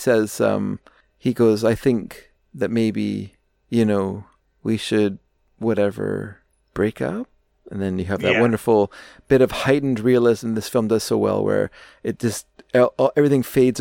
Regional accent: Canada; me as a Canadian

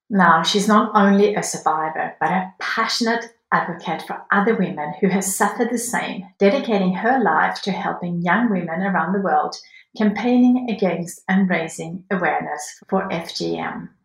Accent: Sweden; now in Australia; growing up in Sweden

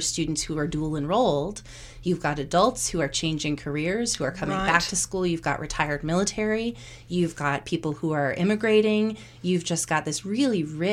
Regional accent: United States; now in Canada; I'm from the States

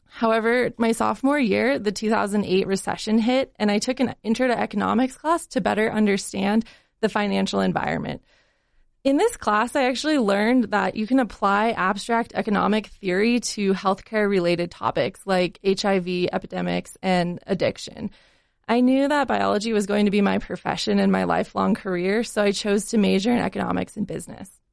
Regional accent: Salt Lake City, Utah, United States; also born or lived in Colorado; I grew up here in Salt Lake City

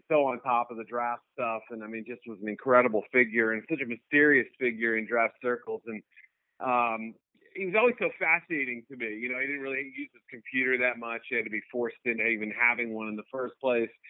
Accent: Chicago, Illinois, United States; Yeah, I mean, I'm I'm based in Chicago, so I had seen the you know my hometown uh, host the draft the previous two years

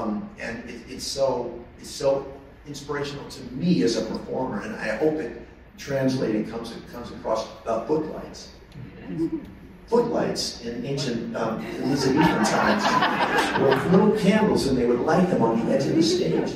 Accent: St. Louis, Missouri, United States; moved away; I'm from St. Louis. My mom's in St. Louis

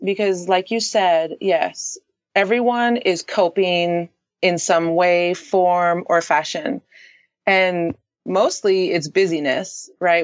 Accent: Canada; now in San Diego, United States; I currently live in San Diego, California. Um, I am actually Canadian.

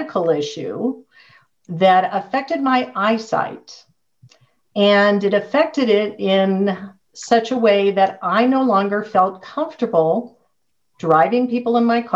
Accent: San Diego, California, United States; moved away as an adult; now in Colorado Springs, United States; I grew up in San Diego, went to UCLA

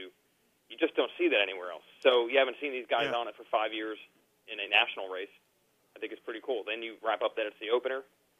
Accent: United States; the excellent food that I grew up on in the New York, New Jersey area

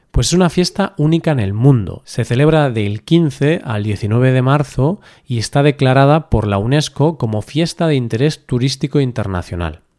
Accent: Galicia, Spain; yo soy gallego, vivo al norte de España y aunque todos somos españoles, ya sea por cultura o por forma de vida, creo que yo soy bastante diferente a alguien que vive, por ejemplo, en Sevilla, que está al sur de España

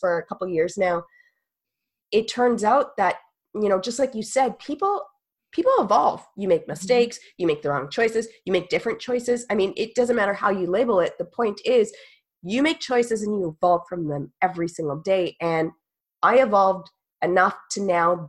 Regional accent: Canada; I'm a Canadian, y'all, like Canadian

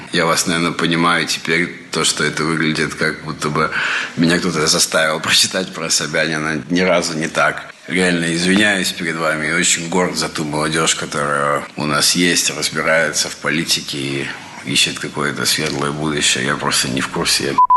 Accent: Moscow, Russia; мы москвичи

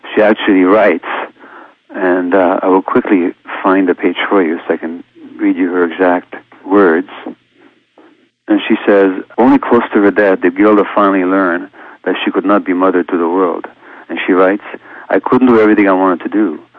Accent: Hungary; being born a Jewish infant uh, two months before the Nazis occupied my home country of Hungary

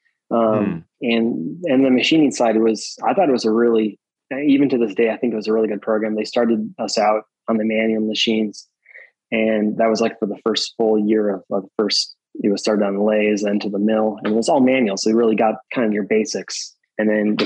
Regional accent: Wisconsin, United States; I grew up in Wisconsin.

